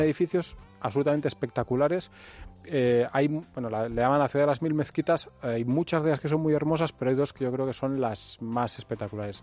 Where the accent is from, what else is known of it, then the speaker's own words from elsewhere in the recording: Spain; soy español